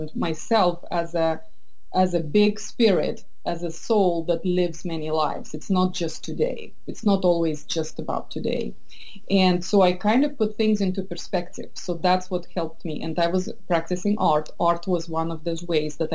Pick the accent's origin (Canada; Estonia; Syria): Estonia; moved away as an adult; also born or lived in St. Petersburg, Russia / London, United Kingdom / south of France / Boston, United States; now in San Francisco Bay Area, United States; I was born in St. Petersburg. I grew up in Estonia, which is very similar, but yet so different culturally.